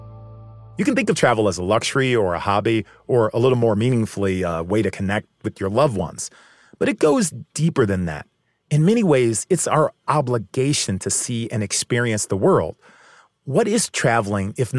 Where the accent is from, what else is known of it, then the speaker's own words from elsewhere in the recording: Chicago, Illinois, United States; my hometown, Chicago.